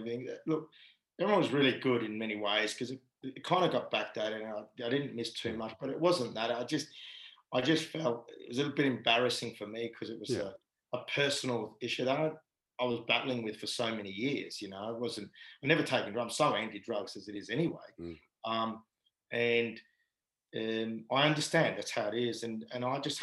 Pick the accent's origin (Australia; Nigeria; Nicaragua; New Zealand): Australia; Perth, Western Australia; moved away as an adult; I just wanted to play for Perth in my hometown